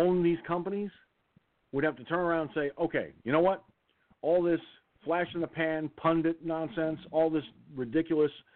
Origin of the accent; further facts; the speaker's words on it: New York, United States; I'm from New York. Okay, I'm in New York